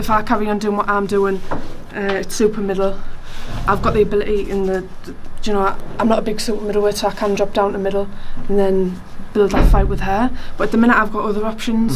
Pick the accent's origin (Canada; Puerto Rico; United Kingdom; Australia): United Kingdom; Hartlepool, North East England; I am from the northeast, but I'm from Hartlepool